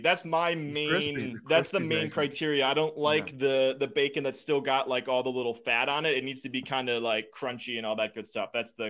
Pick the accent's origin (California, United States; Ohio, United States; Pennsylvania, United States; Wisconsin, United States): Wisconsin, United States; I am. Yeah. My parents live 10 minutes away from where we're at right now. My in-laws are 15 minutes away.